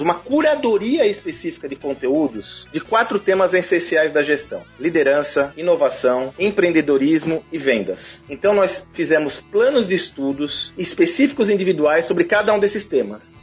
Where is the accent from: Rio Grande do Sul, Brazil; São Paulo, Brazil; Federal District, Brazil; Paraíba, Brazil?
São Paulo, Brazil; Santos; Eu sou de Santos, minha família é de Santos